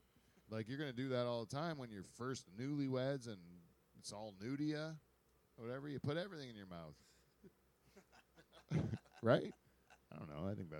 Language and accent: English; Pine Grove, United States; I grew up in Pine Grove.